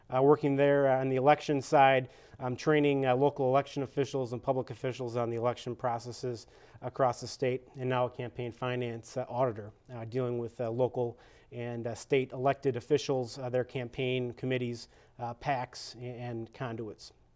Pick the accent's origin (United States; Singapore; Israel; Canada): United States; Kewaskum, Wisconsin; moved away as an adult; also born or lived in Green Bay, Wisconsin; now in Madison, United States; I was born and raised in South, Southeast Wisconsin, small town of Kewaskum